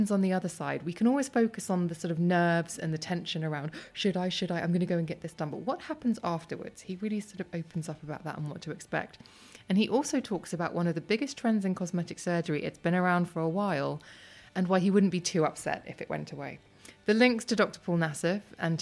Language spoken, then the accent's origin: English; London, United Kingdom; my hometown